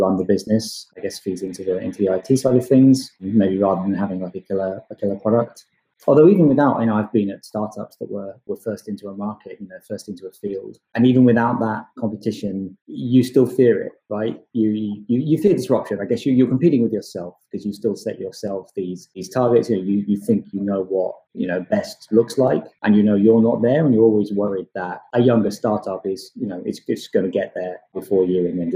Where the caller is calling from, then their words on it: London, United Kingdom; I'm calling you here from London in the UK.